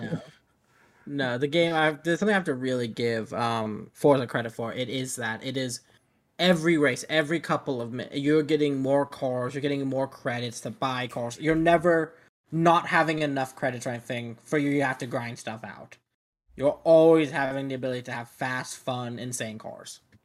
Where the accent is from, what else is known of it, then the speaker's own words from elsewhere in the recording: Arizona, United States; Growing up in Arizona, going across the border a lot